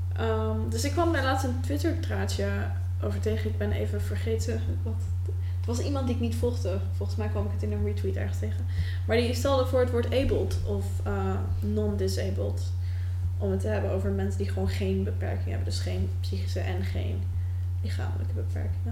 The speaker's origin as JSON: {"language": "Dutch", "country": "Netherlands", "said": "als een Nederlander met anxiety"}